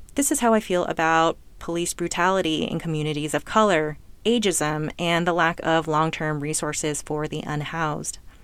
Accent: California, United States; I was born in California to two well-educated, financially stable immigrant parents, and I lived in an upper middle class neighborhood

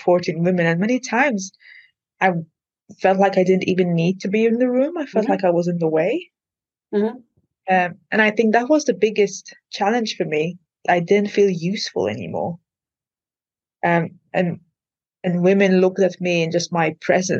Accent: Malta; first language Maltese; English is a second language; moved away as an adult; also born or lived in Liverpool, United Kingdom; now in United Kingdom; English is not my first language. We speak Maltese, and obviously I've been speaking English since I was like 5

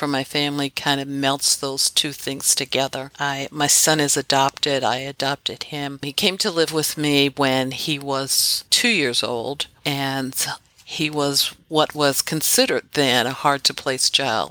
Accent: Philadelphia, Pennsylvania, United States; also born or lived in Washington, D.C. area; I'm actually raised in Philadelphia, born in here in Philadelphia, just outside the city

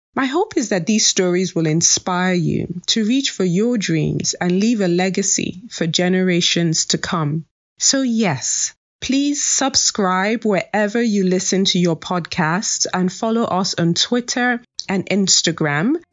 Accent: Nigeria; I am a proud Nigerian

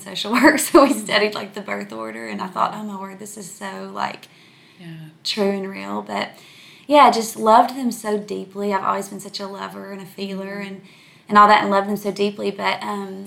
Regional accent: El Dorado, Arkansas, United States; now in Dallas-Fort Worth area, United States; I'm from from South Arkansas. I'm from a tiny little town called El Dorado. So I grew up oldest of three kids

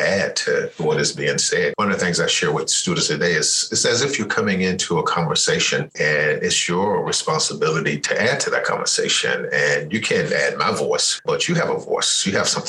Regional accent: the South, United States; I grew up in the South, so race has always been central to my experience.

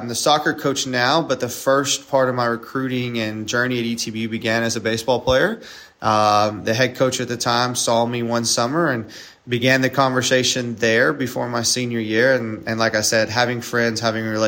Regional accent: East Texas, United States; I grew up in East Texas, so always been around the area for the most part.

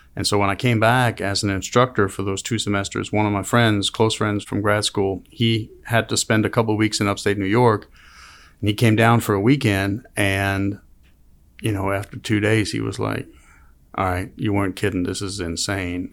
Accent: Denmark; moved away as an adult; also born or lived in Copenhagen, Denmark; now in Auburn, United States; I grew up in a small town called Gena in Denmark, so a town of six hundred people

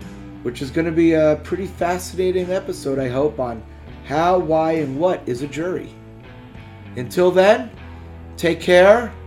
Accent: United States; I'm an American

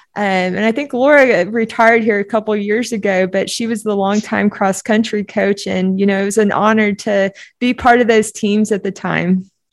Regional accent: Oklahoma, United States; also born or lived in Duncan, Oklahoma; we moved from Duncan, Oklahoma up to Oklahoma City

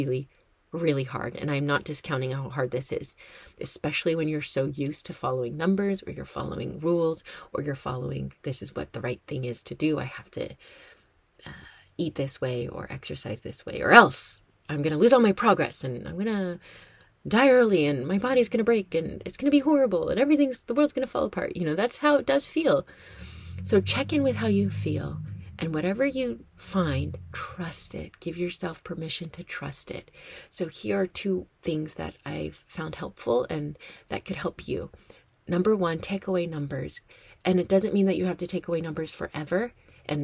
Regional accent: United States; also born or lived in Madison; I am American and I am based in America

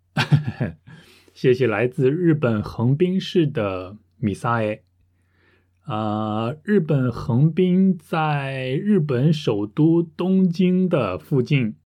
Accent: Russia; Chinese is a second language; 我来自俄罗斯

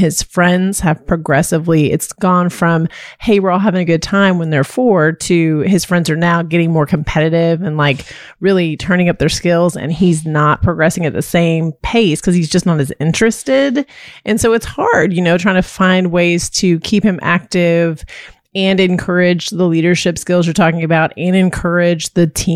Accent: Texas, United States; I lived in Texas.

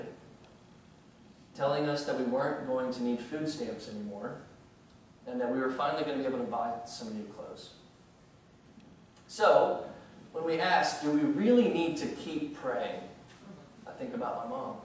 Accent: rural Louisiana, United States; When I was a young child in rural Louisiana, yes, I am from Louisiana

